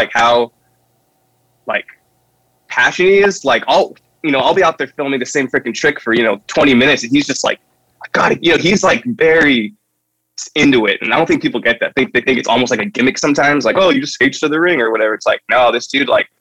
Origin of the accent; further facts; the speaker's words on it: Santa Barbara, California, United States; I'm from Santa Barbara